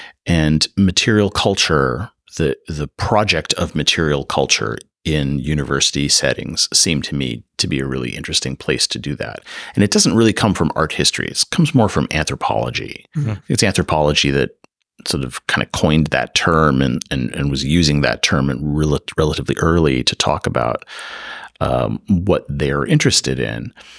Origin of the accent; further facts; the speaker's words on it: Midwest, United States; now in California, United States; so I'm not from California. So, that's maybe the first thing I should say here. So, you know, coming from the Midwest, I'm used to a certain kind of red brick, pseudo Gothic kind of, you know, university aesthetic.